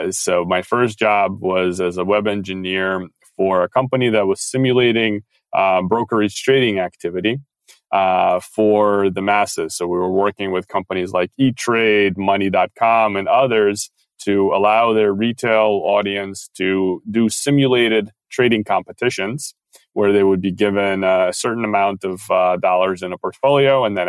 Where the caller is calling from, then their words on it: Paris, Île-de-France, France; I'm calling in from Paris, so it's about afternoon.